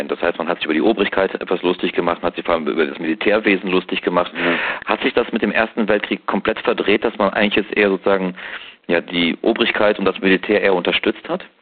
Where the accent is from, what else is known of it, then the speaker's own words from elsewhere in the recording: Rhineland, Germany; Man muss ja als Rheinländer fairerweise sagen